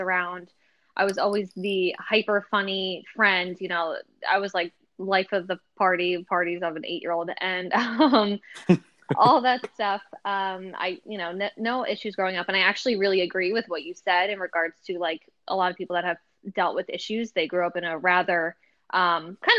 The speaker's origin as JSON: {"language": "English", "area": "Jersey Shore", "region": "New Jersey", "country": "United States", "tie": "born or raised there", "said": "I grew up right on the Jersey Shore."}